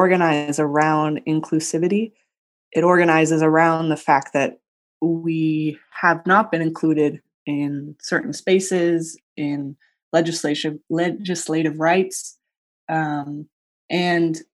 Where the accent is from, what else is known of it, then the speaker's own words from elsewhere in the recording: San Francisco, California, United States; moved away as an adult; now in Long Beach, United States; I was born and raised in San Francisco